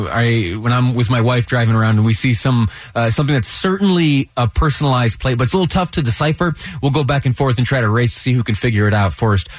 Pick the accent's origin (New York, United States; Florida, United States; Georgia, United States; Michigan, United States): New York, United States; now in Utah, United States; I grew up out there in uh, uh, New York.